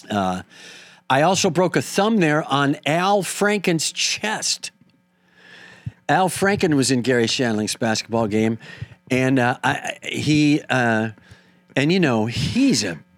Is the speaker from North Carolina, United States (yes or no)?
no; Wisconsin, United States; I'm from Wisconsin, but I did go on to very clearly say Minneapolis was my comedy hometown.